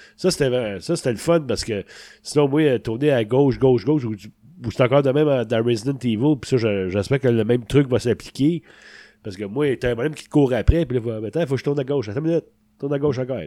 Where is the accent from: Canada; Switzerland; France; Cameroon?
Canada; Sainte-Thérèse, Quebec; le cinéma était à côté de chez nous, à Sainte-Thérèse